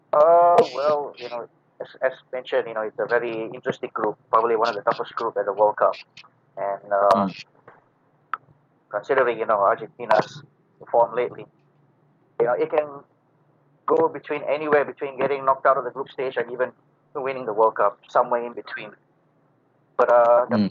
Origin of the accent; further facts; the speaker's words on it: Malaysia; I'm from Malaysia